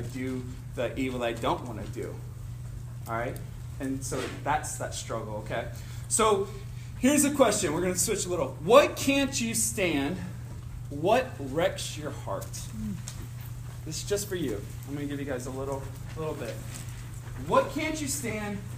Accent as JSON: {"language": "English", "town": "Cincinnati", "region": "Ohio", "country": "United States", "said": "I'm from Cincinnati"}